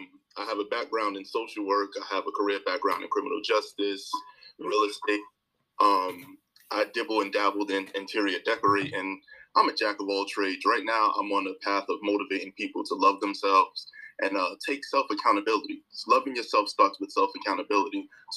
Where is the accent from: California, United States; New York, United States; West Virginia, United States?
New York, United States; New York City; I'm from Brooklyn, New York, East New York, born, raised, and still reside.